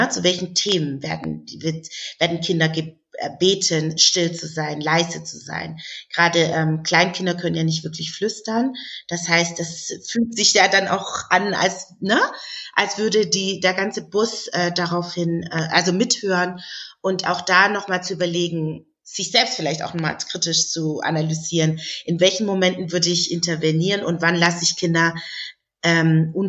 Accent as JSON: {"language": "German", "region": "Southern Germany", "country": "Germany", "said": "Ich komme aus Süddeutschland, das heißt, auf dem Land sieht man noch sehr viel auch ältere Frauen, die dann und wann eben auch ähm, Kopfbedeckungen tragen."}